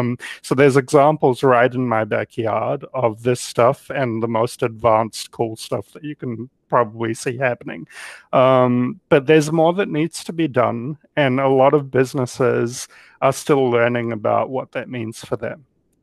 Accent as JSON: {"language": "English", "country": "New Zealand", "lives_now": "United States", "said": "Well, I came here from New Zealand because I had a personal reason"}